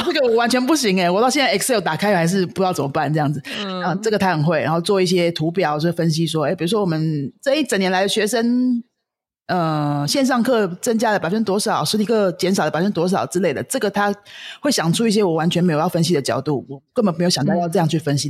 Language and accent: Chinese; Taiwan; 我们台湾人说的没钱